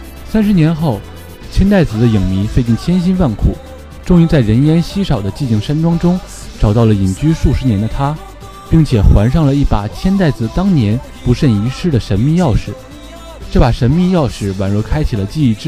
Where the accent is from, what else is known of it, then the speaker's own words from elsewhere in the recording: northern China, China; 我是一个北方人，